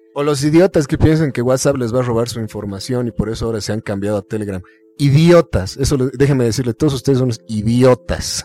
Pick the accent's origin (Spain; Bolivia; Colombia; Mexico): Bolivia; los bolivianos tenemos fe en Bolivia